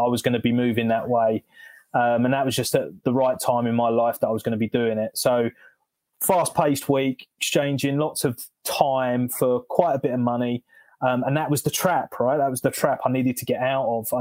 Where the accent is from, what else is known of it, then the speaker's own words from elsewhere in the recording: London, United Kingdom; moved away as an adult; now in North Hertfordshire, United Kingdom; I'm originally from South London. Now we're in North Betts, rural North Betts